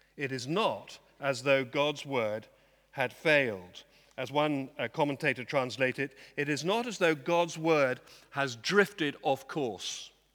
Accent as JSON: {"language": "English", "area": "Dorset", "region": "South West England", "country": "United Kingdom", "said": "I come from Dorset"}